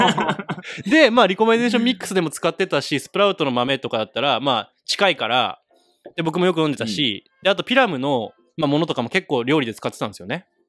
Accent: Kagoshima, Japan; now in Niseko, Japan; 僕全然鹿児島生まれだから

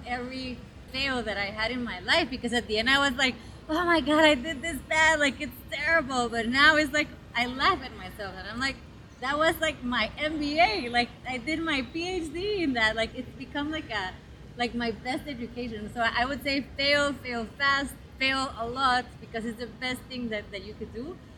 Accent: Guatemala; I'm from Guatemala. I was born and raised there

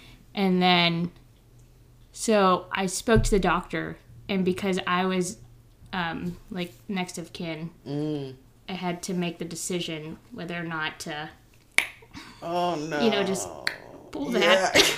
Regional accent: Philippines; me being Filipino nosy

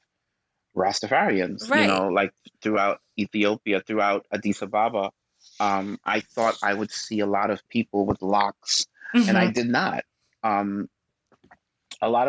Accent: New York City, New York, United States; also born or lived in Guyana; growing up in Brooklyn

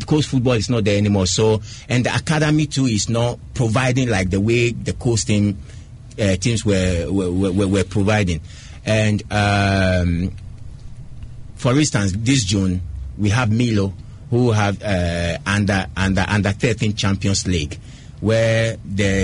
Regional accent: Chorkor, Greater Accra, Ghana; when I was born in Choco, I'm in a fishing community, grew up in Choco

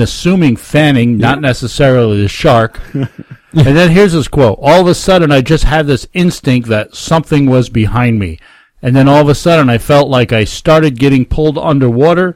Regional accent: Hudson Valley Catskills, New York, United States; I grew up in the Hudson Valley Catskills

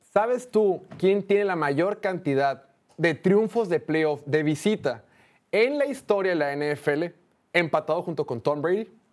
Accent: Mexico; como mexicanos

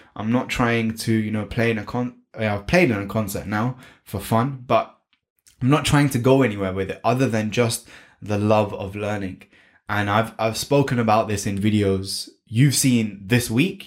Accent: United Kingdom; I was born and brought up in the UK, and that's why I have this beautiful accent

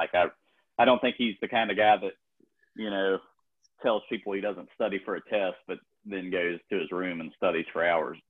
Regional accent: United States

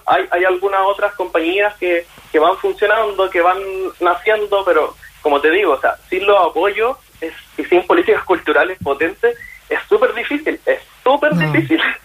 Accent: Chile; como cantantes chilenos

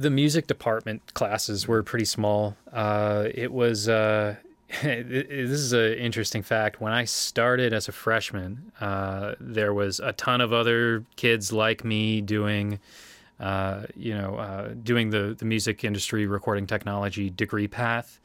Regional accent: Winona, Minnesota, United States; moved away; also born or lived in Oshkosh, Wisconsin; I'm from Winona, Minnesota. Uh, that's where I was born and raised

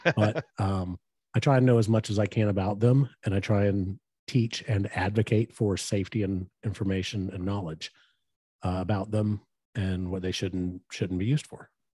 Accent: West Texas, United States; we grew up in West Texas

